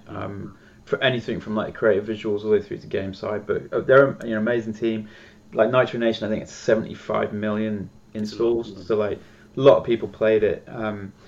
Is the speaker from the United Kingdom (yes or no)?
yes; United Kingdom; being a Brit